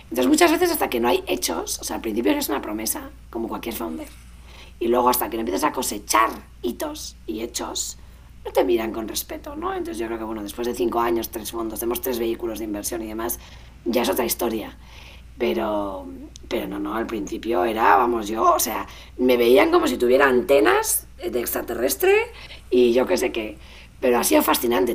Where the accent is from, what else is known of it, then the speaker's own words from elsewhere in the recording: Spain; los españoles nos hace falta